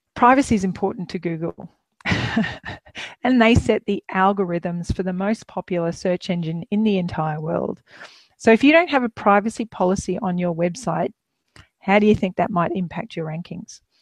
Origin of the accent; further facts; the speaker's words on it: Queensland, Australia; moved away as an adult; also born or lived in Melbourne; we're Queenslanders originally, but uh, we were in Melbourne for almost 10 years